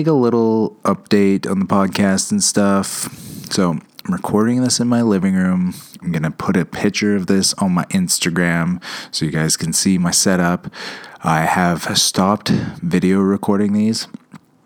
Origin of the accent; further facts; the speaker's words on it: Canada; I am Canadian.